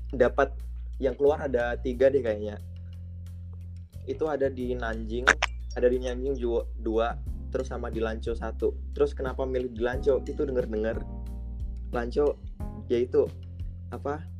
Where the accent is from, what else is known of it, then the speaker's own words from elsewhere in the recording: Jember, East Java, Indonesia; Dari bumi Jawa Timur Jember.